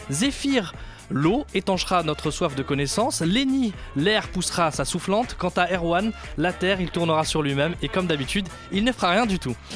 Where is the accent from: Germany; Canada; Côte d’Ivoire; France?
Germany; first language German; French is a second language; also born or lived in Munich; now in Leipzig, Germany; Je suis allemande.